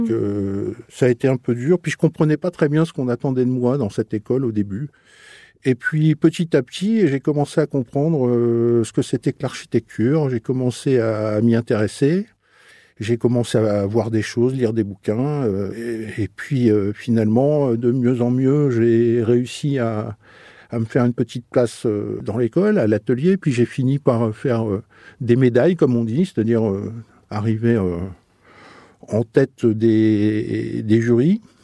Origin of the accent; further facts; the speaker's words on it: Vernon, Normandy, France; Vernon c'était ma ville natale